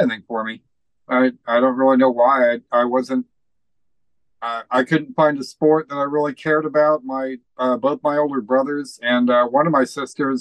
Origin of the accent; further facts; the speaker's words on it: Indiana, United States; I was born and raised in Indiana, a little bit south of Indianapolis